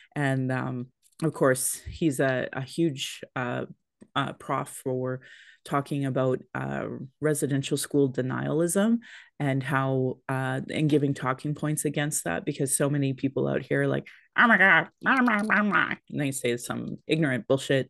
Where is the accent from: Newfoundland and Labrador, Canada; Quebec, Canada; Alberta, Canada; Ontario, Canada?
Alberta, Canada; Sylvan Lake; now in Calgary, Canada; I grew up in Sylvan, like, at the time, there was only, like, two thousand people